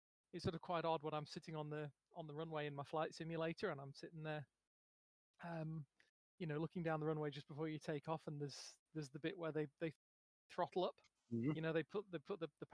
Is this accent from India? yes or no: no; United Kingdom; first language English; as a as a British person, I only really speak English.